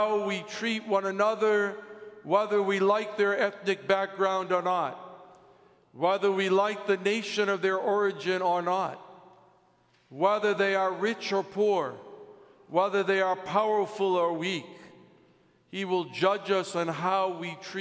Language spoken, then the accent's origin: English; United States; As an American